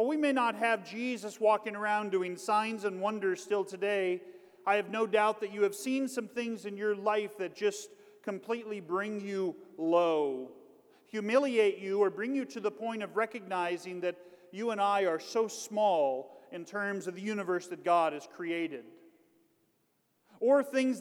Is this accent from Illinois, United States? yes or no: no; Kansas, United States; I'm from Kansas.